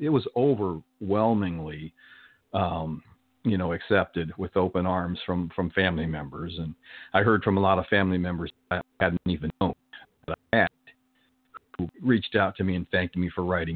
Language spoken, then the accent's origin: English; Arizona, United States; moved away as an adult; also born or lived in Canton, Ohio; now in Southern California, United States; We moved to Arizona when I was about 6 years old.